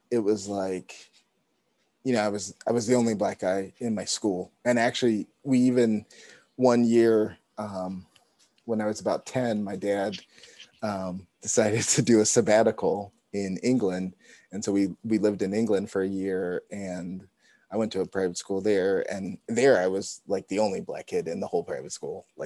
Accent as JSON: {"language": "English", "country": "Canada", "tie": "born or raised there", "also_born_or_lived": "United States", "said": "that was just f- for me just part of growing up in Canada."}